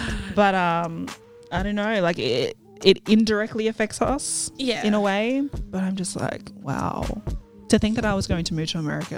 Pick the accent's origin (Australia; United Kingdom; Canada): Australia; because I'm Australian.